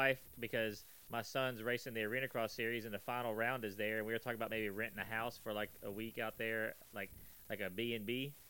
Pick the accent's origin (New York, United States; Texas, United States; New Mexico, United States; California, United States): Texas, United States; I'm from Texas.